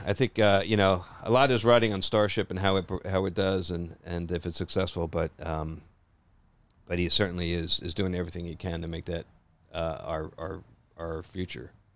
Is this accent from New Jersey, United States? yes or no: yes; New Jersey, United States; I grew up in Jersey